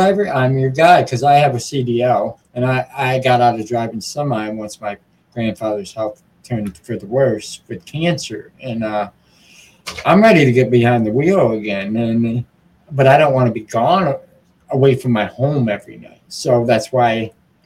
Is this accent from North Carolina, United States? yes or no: no; Muskegon, Michigan, United States; in Muskegon, my hometown, where I'm based from